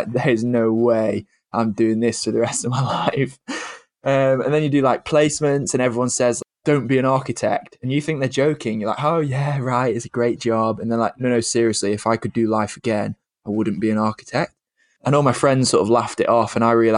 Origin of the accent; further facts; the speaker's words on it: Cheshire, North West England, United Kingdom; accent: northern; also born or lived in Bath; I'm from Cheshire, which is just south of Manchester, just north of Stoke, is the easiest way to describe it. If you don't know where they are, it's kind of like in the middle. You just put a dot in the middle of the country and you're probably not far off. Currently live here still.